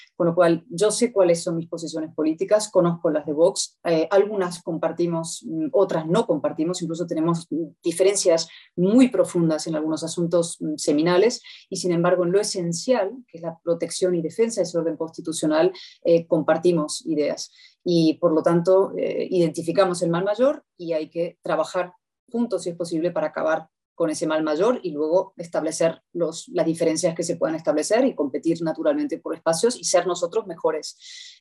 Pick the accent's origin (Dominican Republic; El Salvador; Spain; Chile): Spain; como españoles